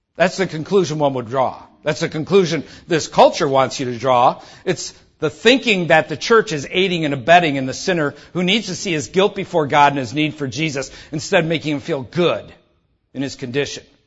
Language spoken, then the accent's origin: English; Detroit, Michigan, United States; I'm from Detroit